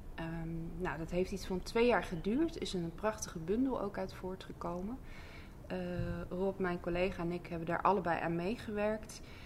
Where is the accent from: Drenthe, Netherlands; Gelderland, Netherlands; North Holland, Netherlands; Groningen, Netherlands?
Drenthe, Netherlands; Assen; also born or lived in Overijssel; now in Zuidbroek, Netherlands; ik kom oorspronkelijk uit Overijssel. En ehm, heb eigenlijk het grootste deel van mijn jeugd in Assen doorgebracht